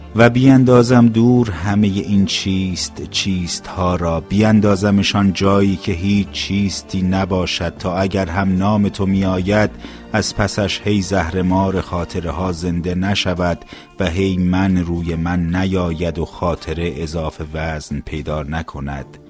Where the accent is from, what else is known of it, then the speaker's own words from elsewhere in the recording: Iran; now in Canada; به عنوان یک ایرانی بیشتر لحظه های من هنوز در ایران میگذره